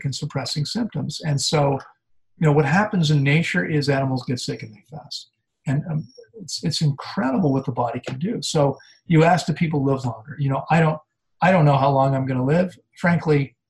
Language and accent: English; D.C., District of Columbia, United States; I grew up outside of Washington, D.C.